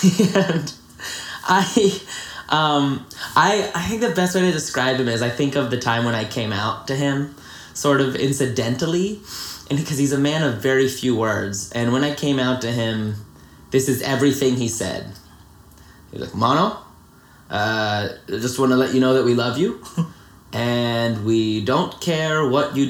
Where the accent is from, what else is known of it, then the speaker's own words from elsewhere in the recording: Greensboro, North Carolina, United States; I was born in Greensboro, North Carolina. And I lived there my whole life